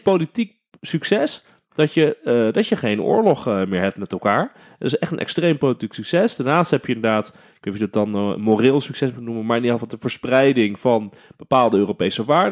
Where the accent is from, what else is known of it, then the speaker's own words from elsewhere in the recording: Netherlands; wij zijn Nederlanders